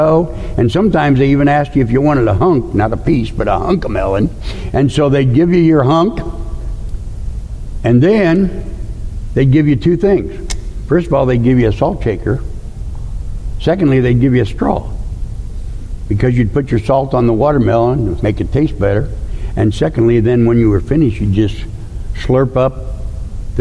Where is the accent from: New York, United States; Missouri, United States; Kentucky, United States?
Missouri, United States; St. Louis; I grew up in St. Louis, Missouri